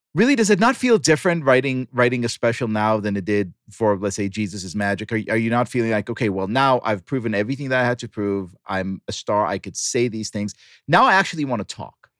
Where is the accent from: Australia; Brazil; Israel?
Israel; moved away; I grew up in Israel